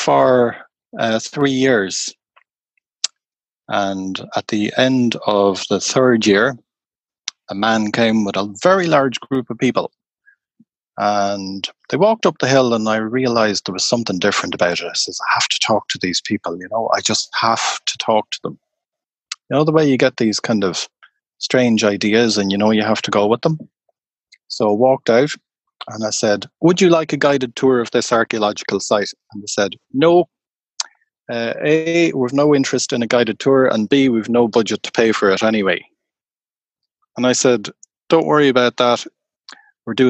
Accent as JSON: {"language": "English", "country": "Ireland", "said": "I'm Irish"}